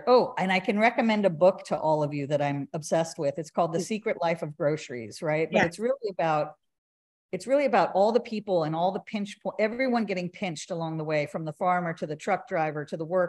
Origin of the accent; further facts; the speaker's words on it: California, United States; now in Austin, United States; originally I'm from California, and it is the land of plenty with produce